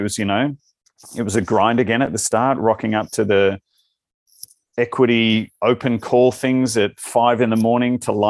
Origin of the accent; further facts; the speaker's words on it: Australia; accent: Australian; now in United States; I do like it here. I haven't lost my accent at all, and people often comment on that here.